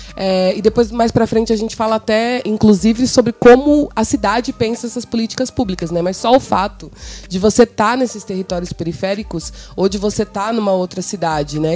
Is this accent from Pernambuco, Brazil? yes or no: no; São Paulo, Brazil; also born or lived in Bela Vista, São Paulo; Eu sou de Cidade Tiradentes, mas na verdade eu não nasci em Cidade Tiradentes. Quando eu nasci, a minha família morava na região central, na Bela Vista